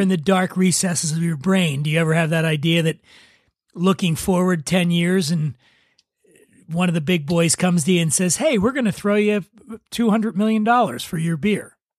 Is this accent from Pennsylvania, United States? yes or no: yes; Philadelphia, Pennsylvania, United States; now in Los Angeles, United States; I grew up in Northeast Philadelphia